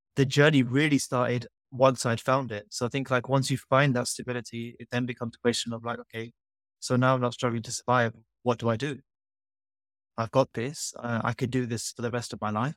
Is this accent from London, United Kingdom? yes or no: yes; London, United Kingdom; moved away as an adult; now in Norwich, United Kingdom; growing up in London